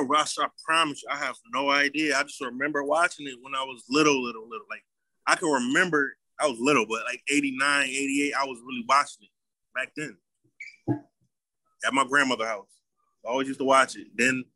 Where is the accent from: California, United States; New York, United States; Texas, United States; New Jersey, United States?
New York, United States; Buffalo; Yeah, we're from Buffalo.